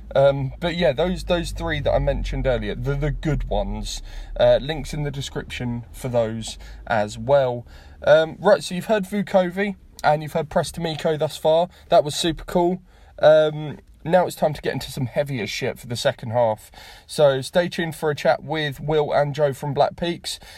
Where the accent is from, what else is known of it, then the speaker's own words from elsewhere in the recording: Horsham, South East England, United Kingdom; my hometown scene